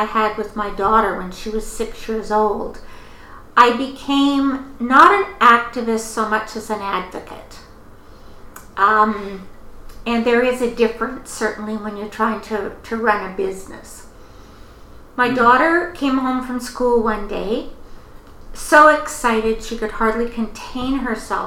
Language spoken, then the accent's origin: English; Kelowna, British Columbia, Canada; I was born in Kelowna.